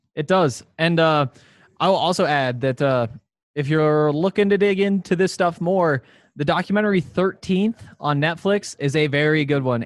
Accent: Montana, United States; growing up in Montana

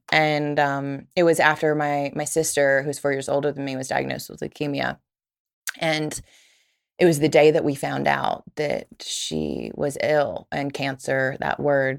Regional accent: the Bible Belt, United States; I grew up in the Bible Belt, right?

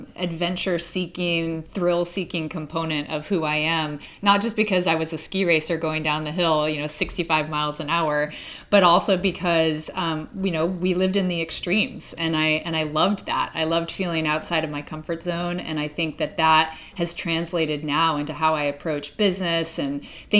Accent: Anchorage, Alaska, United States; growing up in Anchorage, Alaska, which was, you know, a pretty remote place back in the early 80s growing up here.

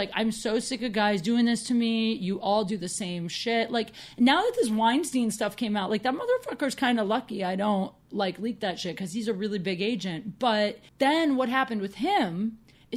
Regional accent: Midwest, United States; also born or lived in Chicago; now in Los Angeles, United States; We're from the Midwest

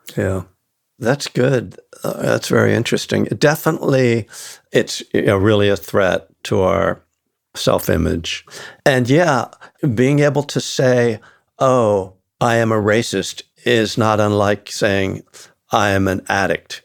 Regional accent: the North, United States; I was born in the North

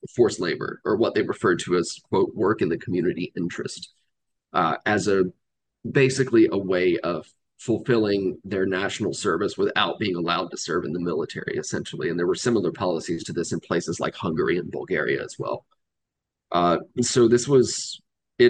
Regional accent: Georgia, United States; I grew up in in Georgia. Um, spent most of my life living in the South

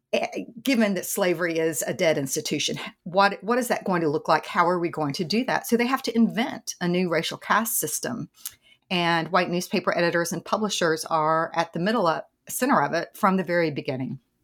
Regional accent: East Tennessee, United States; accent: Southern; I grew up in the South in East Tennessee

